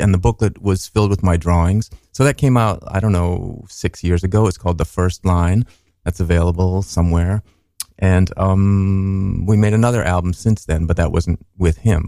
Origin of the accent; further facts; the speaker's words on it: Minneapolis, Minnesota, United States; I said Minnesota, but we were in Minneapolis